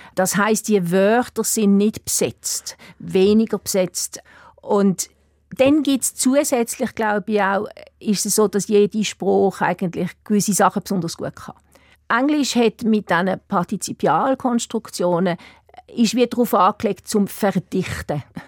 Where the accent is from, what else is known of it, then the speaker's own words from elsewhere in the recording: Basel, Basel-Stadt, Switzerland; first language German; moved away as an adult; also born or lived in Eastern Switzerland / Lucerne; now in Ireland; Ich bin auch in Basel groß geworden